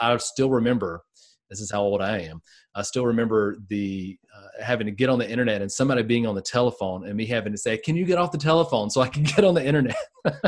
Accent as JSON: {"language": "English", "region": "Georgia", "country": "United States", "tie": "born or raised there", "also_born_or_lived": "North Carolina", "moved": "as an adult", "said": "It's not one that's very developed where I grew up in Georgia"}